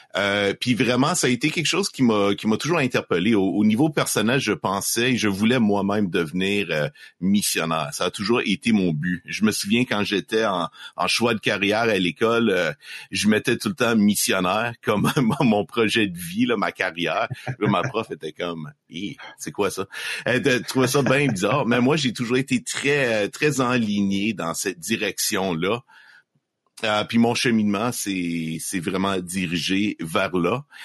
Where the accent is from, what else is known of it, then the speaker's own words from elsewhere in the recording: Estrie, Quebec, Canada; j'ai grandi en Estrie, au Québec